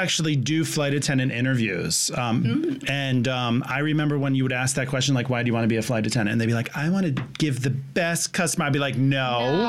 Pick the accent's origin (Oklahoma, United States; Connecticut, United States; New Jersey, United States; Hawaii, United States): Connecticut, United States; moved away; also born or lived in Florida; I'm from Connecticut, where it's a little not as bad.